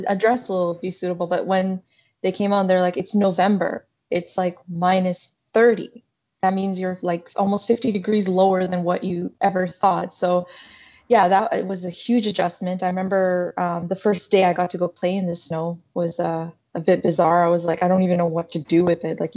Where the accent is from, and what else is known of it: Saskatchewan, Canada; born or raised there; moved away as an adult; also born or lived in South Sudan / Uganda; now in Toronto, Canada